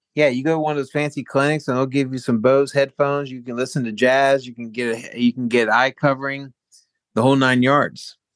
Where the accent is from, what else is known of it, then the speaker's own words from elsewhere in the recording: Baltimore, Maryland, United States; moved away as an adult; now in Lucca, Italy; Baltimore, uh, my hometown